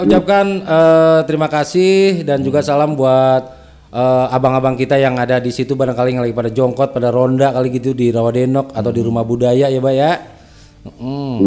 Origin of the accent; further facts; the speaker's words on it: Betawi, Jakarta, Indonesia; emang omongan kita begitu ya, orang Betawi ya?